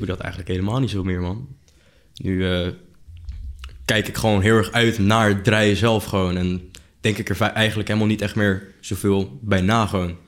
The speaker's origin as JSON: {"language": "Dutch", "town": "Noordwijk", "region": "South Holland", "country": "Netherlands", "said": "ik kom uit, eigenlijk ik kom uit Noordwijk"}